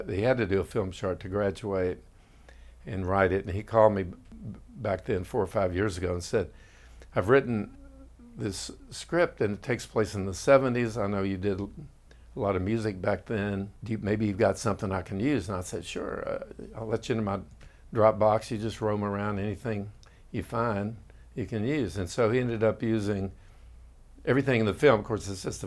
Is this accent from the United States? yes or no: yes; Austin, Texas, United States; I grew up in Austin.